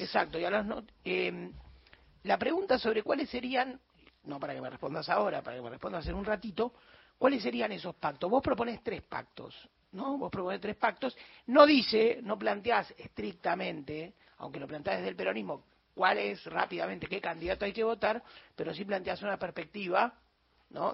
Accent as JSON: {"language": "Spanish", "region": "Buenos Aires", "country": "Argentina", "said": "Denota mi porteñismo extremo"}